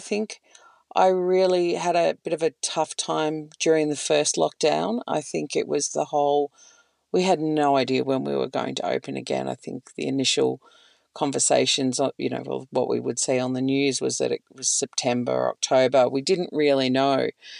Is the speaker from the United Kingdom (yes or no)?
no; Victoria, Australia; but growing up in Northeast Victoria, it was just visiting for holidays.